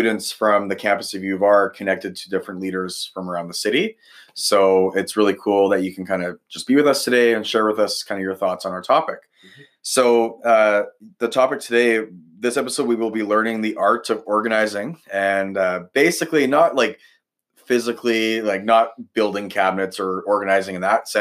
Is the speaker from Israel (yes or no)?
no; Ladner, British Columbia, Canada; also born or lived in Saskatoon; now in Regina, Canada; I grew up in Ladner, BC, so on the coast there.